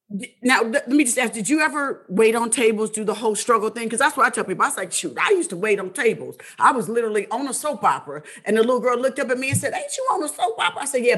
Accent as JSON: {"language": "English", "town": "Indianapolis", "region": "Indiana", "country": "United States", "said": "I mean, we both from the Midwest. I'm from Indianapolis."}